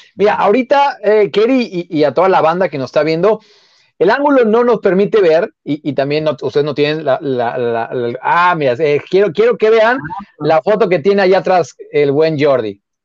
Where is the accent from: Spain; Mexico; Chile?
Mexico; nosotros que somos mexicanos